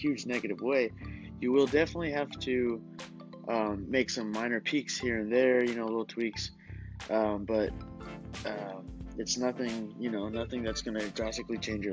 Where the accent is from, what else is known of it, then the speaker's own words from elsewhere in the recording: California, United States; moved away; I'm originally from California